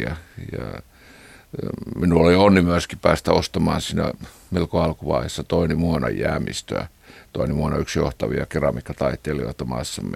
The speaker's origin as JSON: {"language": "Finnish", "town": "Kiihtelysvaara", "region": "North Karelia", "country": "Finland", "tie": "born or raised there", "said": "minä olen kotoisin tämmöisestä itäsuomalaisesta kiihtelyysvaralaisesta maalaiskodista"}